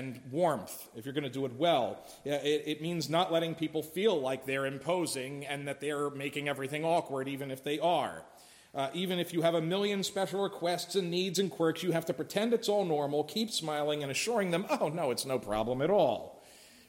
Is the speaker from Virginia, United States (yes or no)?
no; Philadelphia, Pennsylvania, United States; I'm from Philly